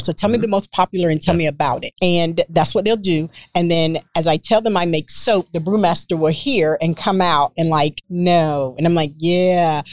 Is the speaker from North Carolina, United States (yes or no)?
yes; North Carolina, United States; now in Texas, United States; I'm from North Carolina, so my soaps have lard in them